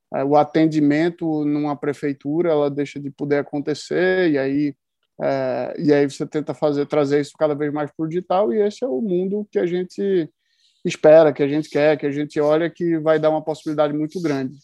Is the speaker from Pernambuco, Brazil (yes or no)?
yes; Pernambuco, Brazil; eu sou pernambucano e estou no interior de Pernambuco agora